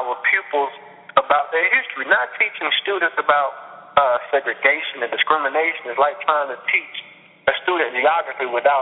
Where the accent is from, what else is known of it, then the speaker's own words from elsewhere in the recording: Atlanta, Georgia, United States; I'm from Atlanta, the birthplace of Martin Luther King Jr., and I can remember going to the King Center as a child